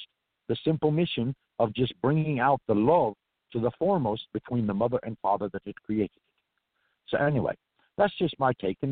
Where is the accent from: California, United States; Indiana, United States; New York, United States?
California, United States; accent: Irish; also born or lived in New Orleans; I'm from California